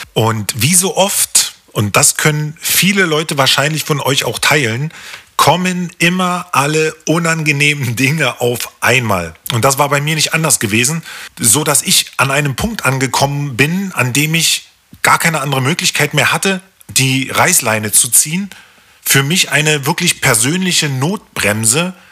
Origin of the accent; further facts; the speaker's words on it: Berlin, Germany; Ich bin im Februar 1980 in der DDR geboren worden und das in einem der wirklich schönsten, 21 Stocker den Hohenschönhausen zu bieten hatte, aufgewachsen.